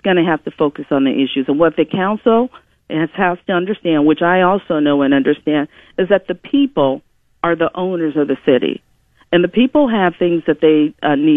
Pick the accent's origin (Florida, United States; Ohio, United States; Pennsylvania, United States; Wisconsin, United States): Ohio, United States; Lorain; I was raised in Lorain